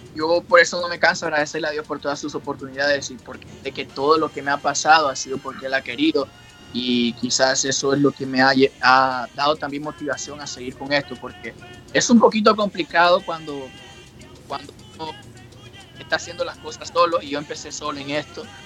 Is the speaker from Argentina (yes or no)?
no; Honduras; also born or lived in New York, United States; now in Japan; yo me crié fue en Honduras y parte de Nueva York